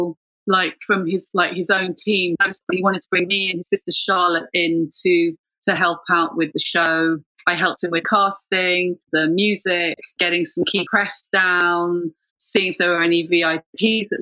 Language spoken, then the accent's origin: English; Ireland; now in London, United Kingdom; I'm just Irish woman